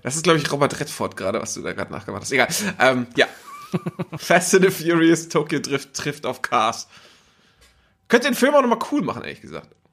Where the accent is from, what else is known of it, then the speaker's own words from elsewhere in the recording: Northern Germany, Germany; moved away; ich war aus dem Norden